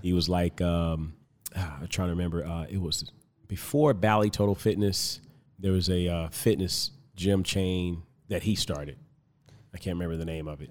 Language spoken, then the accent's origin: English; Compton, California, United States; now in Tucson, United States; originally I'm from Compton, California.